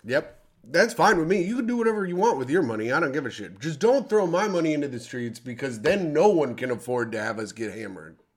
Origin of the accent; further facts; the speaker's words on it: South Africa; I'm South African